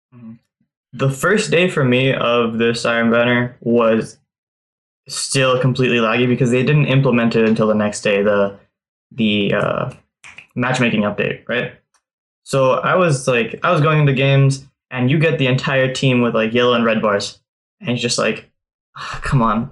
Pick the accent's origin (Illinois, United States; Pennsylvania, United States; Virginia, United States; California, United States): California, United States; I'm from California